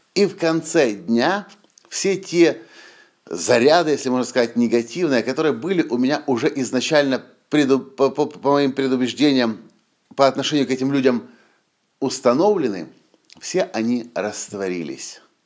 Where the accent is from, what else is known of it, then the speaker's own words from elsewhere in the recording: Ukraine; мы из Украины